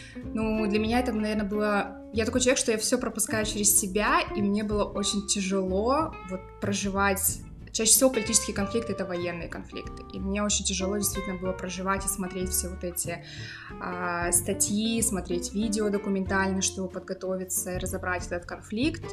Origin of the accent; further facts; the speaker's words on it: Krasnoyarsk, Krasnoyarsk Krai, Russia; moved away as an adult; also born or lived in Saint Petersburg, Russia; now in Berlin, Germany; Я родом из Сибири, сибирячка Родилась э, в Красноярске